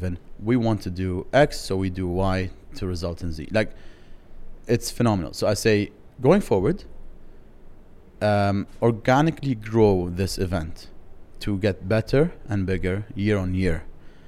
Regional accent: Dubai, United Arab Emirates; I'm from Dubai

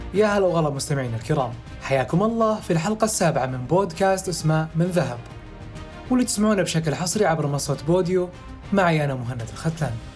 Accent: Saudi Arabia; عندنا في السعودية

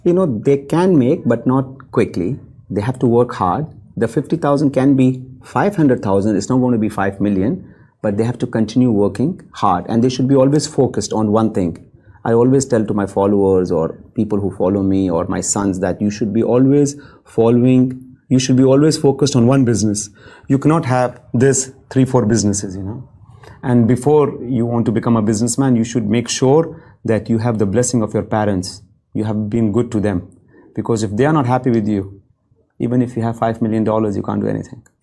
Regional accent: Kuwait; also born or lived in India; now in Dubai, United Arab Emirates; I'm from Kuwait

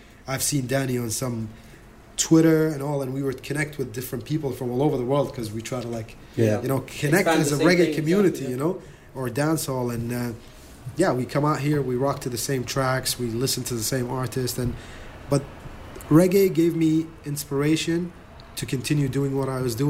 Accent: Iraq; I'm from Iraq, but I'm gonna rock this party and let you smile throughout the night

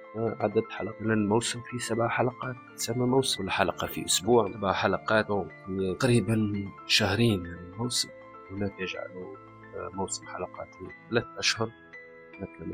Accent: Tunisia; عندنا في تونس

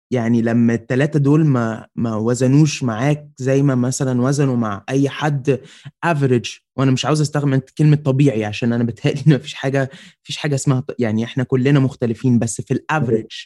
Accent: Egypt; بس احنا عاده كمصريين وعرب ان جنرال قبل ما بن ما بنحكم على ال...

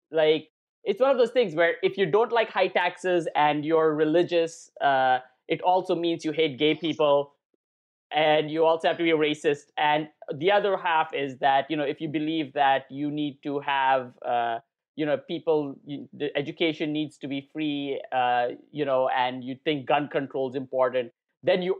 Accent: India; I mean, I'm Indian, right? So whatever, I don't care about what's going on in America really

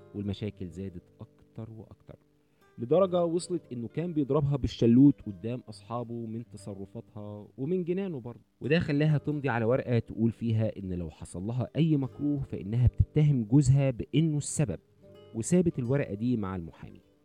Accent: Egypt; عندنا في مصر

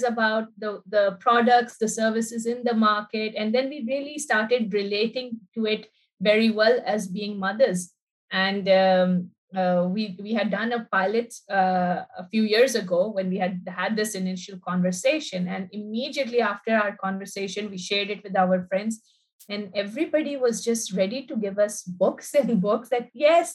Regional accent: Pakistan; now in United Arab Emirates; I'm from Pakistan. I've lived here for more

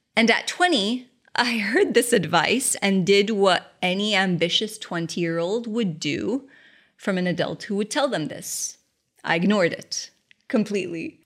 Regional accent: Kuwait; moved away; new business in Kuwait. Of course, my hometown

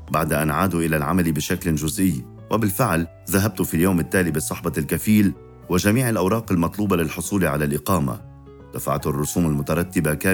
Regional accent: Syria; now in Lebanon; لأنني كسوري لاجئ لا يمكنني العودة إلى سوريا

